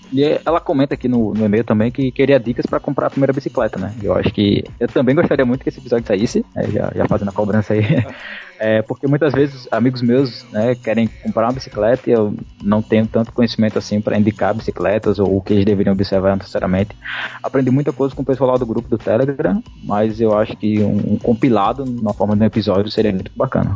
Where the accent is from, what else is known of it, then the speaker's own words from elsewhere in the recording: Maceió, Alagoas, Brazil; eu sou aqui de Maceió, Alagoas